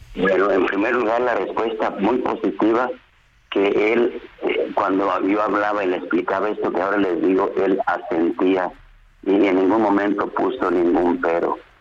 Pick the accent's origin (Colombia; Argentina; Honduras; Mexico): Mexico; mi país al que tanto amo